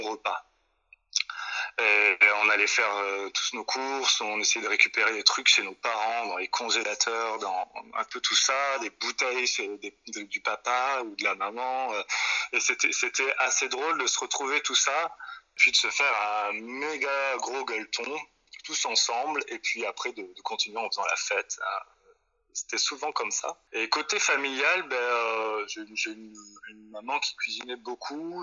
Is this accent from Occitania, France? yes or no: yes; Toulouse, Occitania, France; now in Belgium; moi, d'abord, je viens de Toulouse, donc euh, on est quand même dans une région qui est assez chouette